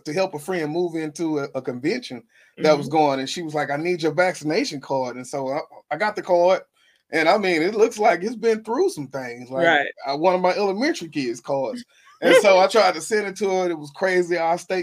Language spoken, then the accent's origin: English; Shreveport, Louisiana, United States; I'm from Shreveport, Louisiana